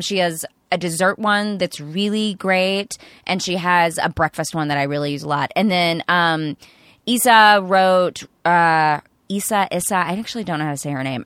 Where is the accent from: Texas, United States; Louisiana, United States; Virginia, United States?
Texas, United States; East; I grew up in East Texas